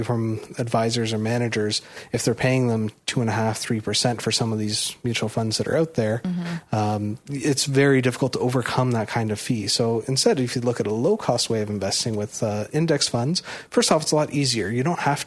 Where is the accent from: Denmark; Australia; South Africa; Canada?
Canada; Toronto, Ontario; I was born and raised in Toronto, but my parents come from Prince Edward Island